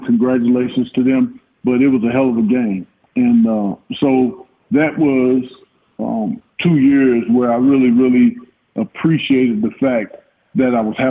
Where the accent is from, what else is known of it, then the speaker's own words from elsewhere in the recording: Illinois, United States; And I went to Chicago, and of course, being my home state team, I kind of enjoyed that.